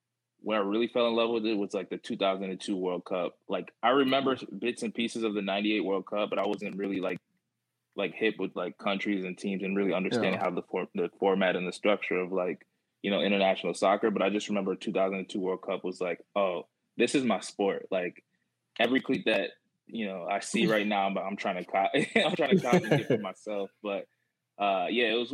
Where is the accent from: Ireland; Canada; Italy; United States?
United States; Germantown, Maryland; also born or lived in Takoma Park, Maryland / Silver Spring, Maryland / Wheaton, Maryland; So I was born in Tacoma Park, like right outside of DC, lived in like, Silver Spring, Wheaton area, for about 5 years, and then moved up, you know, to the suburbs in Germantown, and then lived in Germantown until I moved out the house, and went to college.